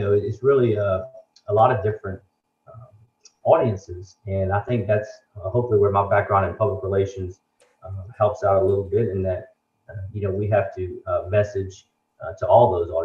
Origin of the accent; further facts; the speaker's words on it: Lafayette, Louisiana, United States; I'm from Lafayette originally